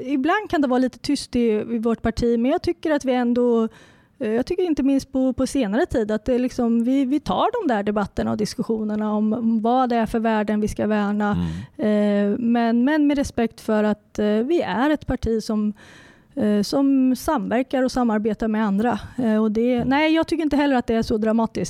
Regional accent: Närke, Örebro County, Sweden; accent: Närke dialect

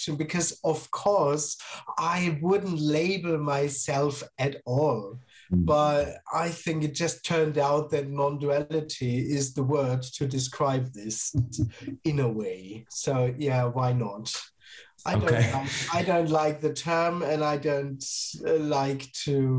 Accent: Germany; I'm based in Germany and I am from Germany

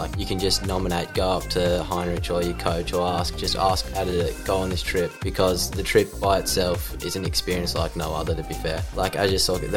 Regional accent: Lismore, New South Wales, Australia; my hometown

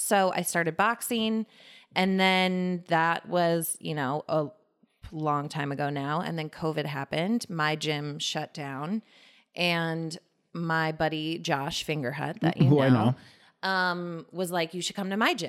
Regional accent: Sheboygan, Wisconsin, United States; born there; I was born in Wisconsin. In Sheboygan, Wisconsin, yes.

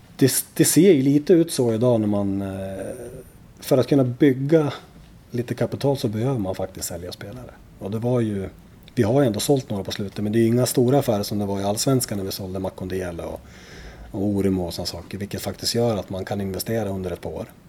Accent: Gävle, Gävleborg County, Sweden; som Gävlebo

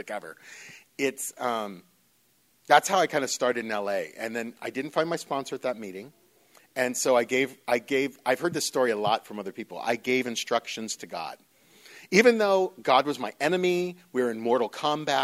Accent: Northern California, United States; moved away as an adult; now in Los Angeles, United States; I was born and raised in Northern California

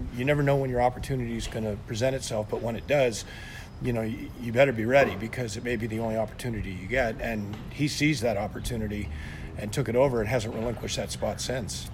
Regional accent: San Francisco Bay Area, California, United States; moved away as an adult; now in Santa Barbara, United States; you and I grew up in the San Francisco Bay Area

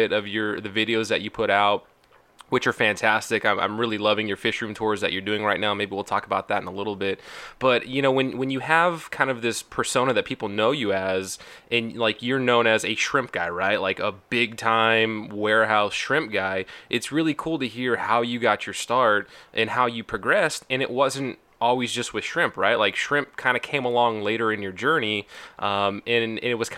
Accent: California, United States; now in Washington, United States; I grew up in California. I now live in Washington, so I'm a West Coast boy

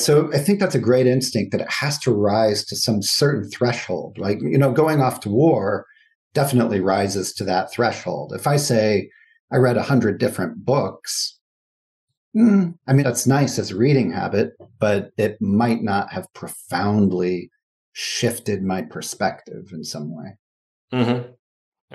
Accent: United States; as an American

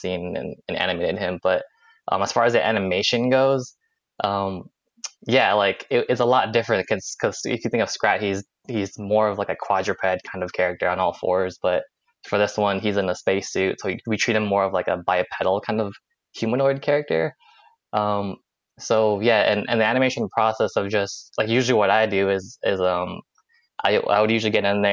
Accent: Silicon Valley, California, United States; moved away as an adult; now in East Coast, United States; I'm from California. I'm from the Silicon Valley, so everyone there is very tech oriented

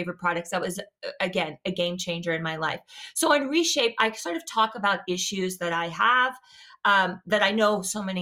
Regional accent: Louisiana, United States; I'm from the South, like from Louisiana, you know, I ate rice and gravy

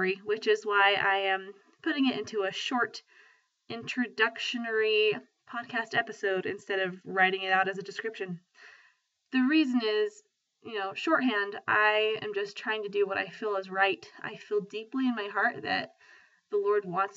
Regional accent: Star Valley, Wyoming, United States; moved away as an adult; also born or lived in Boston, Massachusetts; now in Cache Valley, Utah, United States; And I am from Star Valley, Wyoming. I have lived a lot of my life in Cache Valley now, though, almost a third of it

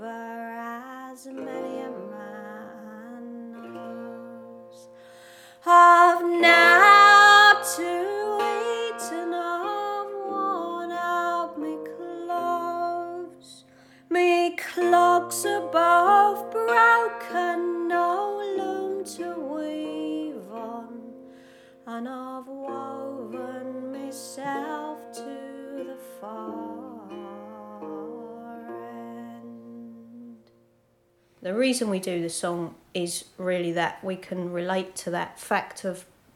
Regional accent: Chingford, London, United Kingdom; we both grew up in Chingford.

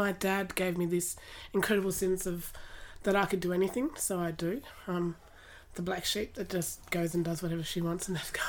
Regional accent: Latrobe, Tasmania, Australia; La Trobe Primary, La Trobe High, then Tas Unis and then Monash and Deakin Unis.

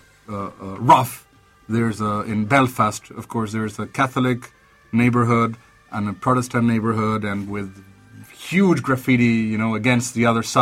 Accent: Argentina; As an Argentine

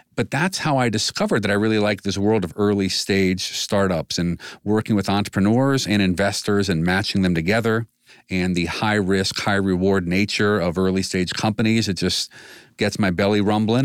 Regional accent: Washington, District of Columbia, United States; moved away as an adult; now in Northeast Ohio, United States; Growing up in D C

